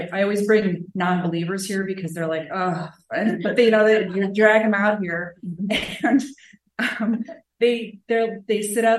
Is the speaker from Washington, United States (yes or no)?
yes; Seattle, Washington, United States; I'm from Seattle, Washington.